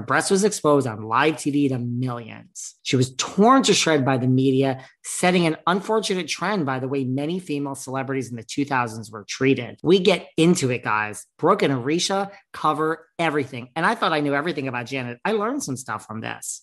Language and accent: English; United States; I am from New York, New Jersey